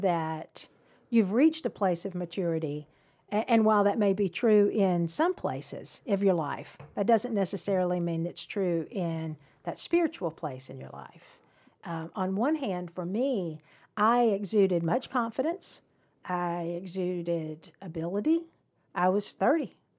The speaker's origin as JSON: {"language": "English", "town": "Cumming", "region": "Georgia", "country": "United States", "tie": "born or raised there", "said": "I grew up in Cumming."}